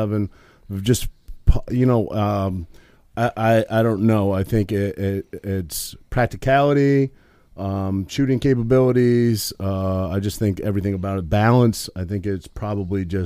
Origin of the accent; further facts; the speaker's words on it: Maine, United States; now in New Jersey, United States; I grew up in Maine, and I grew up shooting in my backyard